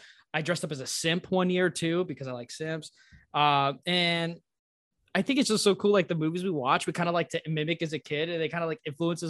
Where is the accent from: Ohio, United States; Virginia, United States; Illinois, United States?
Illinois, United States; Northern; I grew up in the Midwest in Northern Illinois